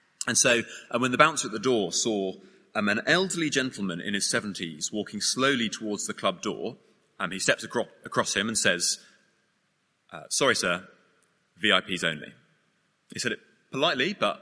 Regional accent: United Kingdom; we're British

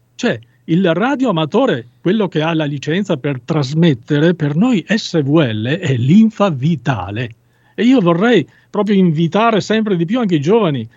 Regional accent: Veneto, Italy; sono veneto, venetissimo

